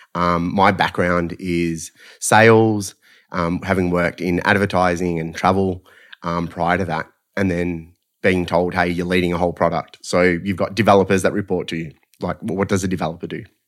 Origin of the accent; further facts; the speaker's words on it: Melbourne, Victoria, Australia; Essendon Keelor College